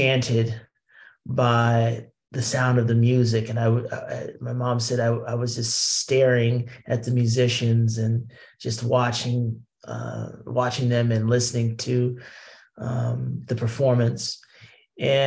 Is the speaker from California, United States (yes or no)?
no; Columbus, Ohio, United States; moved away as an adult; also born or lived in Brooklyn, New York; now in New York, United States; I'm a Midwesterner from Columbus, Ohio, born and raised, moved to New York in 2003 and been here ever since